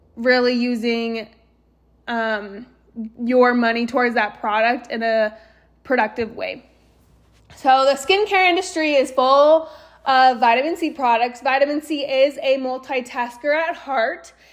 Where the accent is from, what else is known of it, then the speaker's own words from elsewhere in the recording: Eagle, Idaho, United States; also born or lived in Austin, Texas / San Antonio, Texas; now in Southeast Idaho, United States; I grew up in Eagle